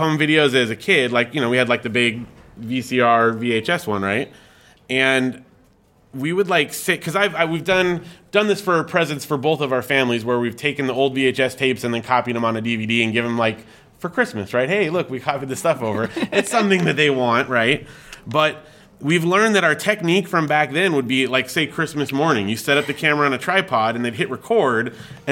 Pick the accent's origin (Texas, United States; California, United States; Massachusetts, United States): California, United States; Big Bear; growing up in Big Bear in a small mountain community